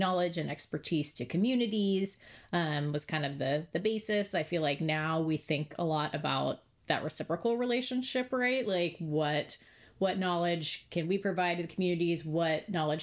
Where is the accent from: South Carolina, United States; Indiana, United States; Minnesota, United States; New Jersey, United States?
Indiana, United States; moved away as an adult; also born or lived in Michigan / Tillamook, Oregon; now in Oregon, United States; I am from the Midwest originally. I grew up in Indiana